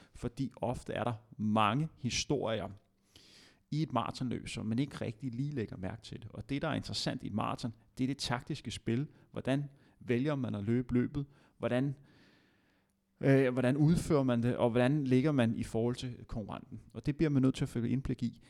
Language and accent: Danish; Denmark; som dansker